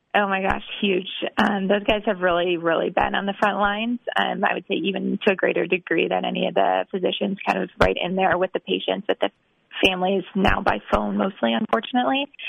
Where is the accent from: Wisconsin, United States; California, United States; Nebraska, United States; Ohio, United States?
Wisconsin, United States; moved away as an adult; also born or lived in Texas; now in Boston, United States; I'm from Wisconsin.